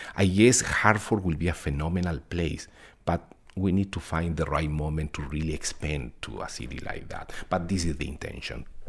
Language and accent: English; Chile; English is a second language; moved away as an adult; now in Connecticut, United States; I'm originally from Chile